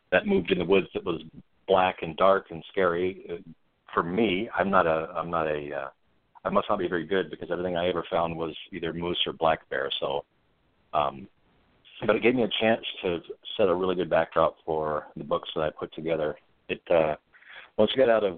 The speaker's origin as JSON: {"language": "English", "region": "Montana", "country": "United States", "tie": "born or raised there", "also_born_or_lived": "Corvallis, Montana / Arlee, Montana", "said": "I grew up in Montana. I went to grade school in Corvallis, Montana."}